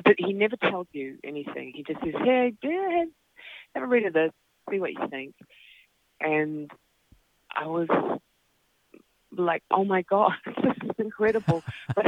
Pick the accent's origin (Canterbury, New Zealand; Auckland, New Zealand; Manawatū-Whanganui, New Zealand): Auckland, New Zealand; I grew up in West Auckland, and behind us was a farm.